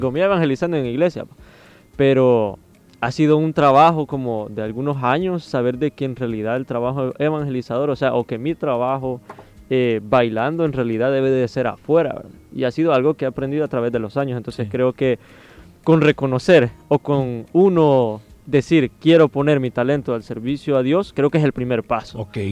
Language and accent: Spanish; Soyapango, San Salvador, El Salvador; yo soy como de Soyapango